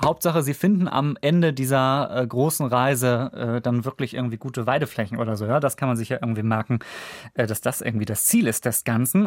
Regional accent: Kiel, Schleswig-Holstein, Germany; in meiner Heimat Kiel

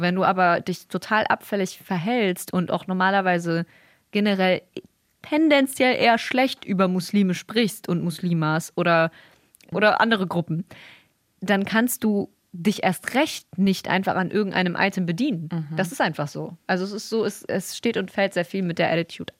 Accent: Bremen, Germany; hier bei uns in Bremen

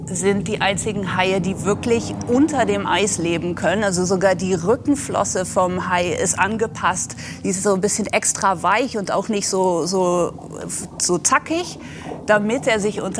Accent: Wadden Sea, Netherlands; weil ich bin selber an der Nordsee aufgewachsen, am Wattenmeer in den Niederlanden.

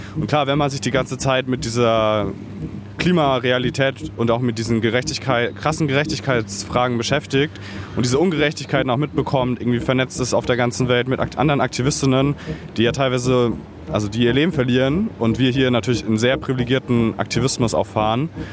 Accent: Bavaria, Germany; now in Berlin, Germany; ich bin auch in Bayern aufgewachsen

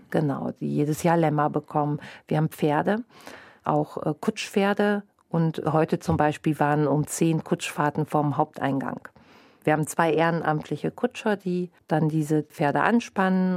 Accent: North Rhine-Westphalia, Germany; moved away as an adult; now in Bremen, Germany; Ich komme gebürtig aus Westfalen und sehr ländlich strukturiert

